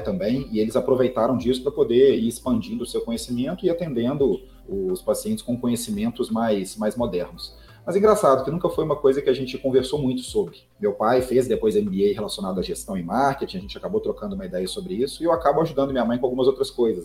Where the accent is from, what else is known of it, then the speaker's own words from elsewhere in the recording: Belo Horizonte, Minas Gerais, Brazil; eu sou mineiro, publicitário, filho único, e eu construí minha carreira praticamente toda na Sambatec, é uma startup aqui de Belo Horizonte